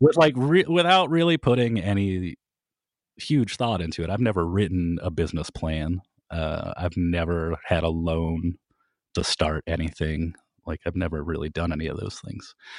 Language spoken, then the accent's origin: English; Kent, Ohio, United States; I was from Kent